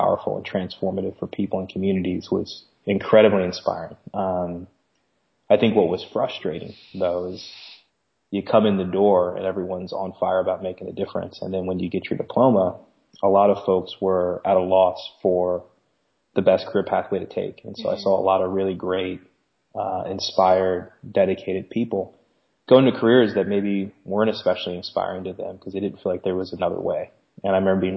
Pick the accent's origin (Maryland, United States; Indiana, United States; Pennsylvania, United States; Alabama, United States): Maryland, United States; Glen Burnie; I grew up just outside of Baltimore in a town called Glen Burnie